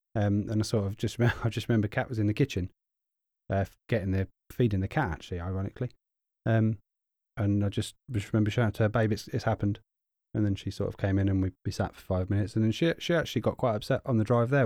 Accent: United Kingdom; we're both British. We've both grown up with her as our queen

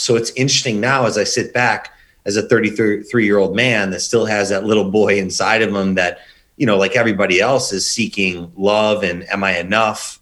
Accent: Chicago, Illinois, United States; also born or lived in Indiana; born and raised in Chicago

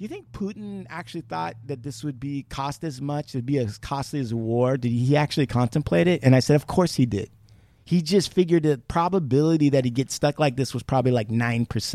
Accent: United States; I'm an American Indian, as much as this land was stolen, I'm still an American

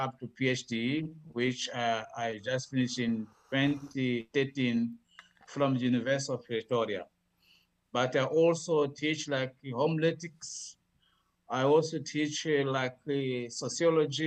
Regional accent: Mozambique; I was born in Mozambique. I grew up in Mozambique.

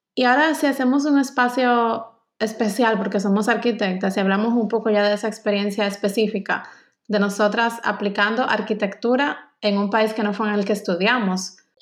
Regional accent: Dominican Republic; moved away as an adult; also born or lived in Stuttgart, Germany; now in Germany

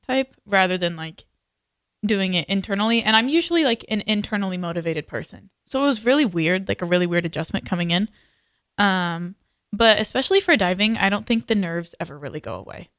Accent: Texas, United States; moved away; I'm from Texas.

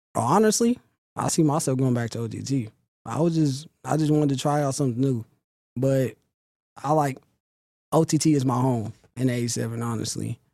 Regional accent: Sacramento, California, United States; I started when I was, like, nine or ten in Sacramento. That's from my hometown

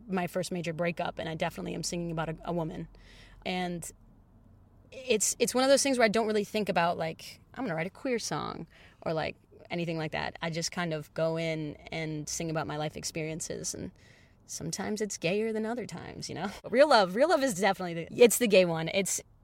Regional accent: Detroit, Michigan, United States; I'm a pop musician from Detroit.

